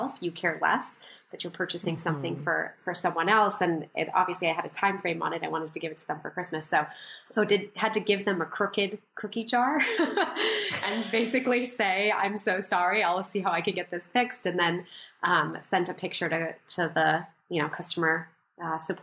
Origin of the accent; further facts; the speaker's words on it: rural Minnesota, United States; I was also raised in rural Minnesota